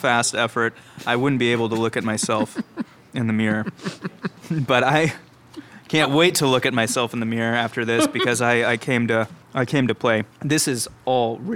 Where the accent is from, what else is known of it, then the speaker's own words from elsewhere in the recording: Kansas City, Missouri, United States; I grew up in Brookside around here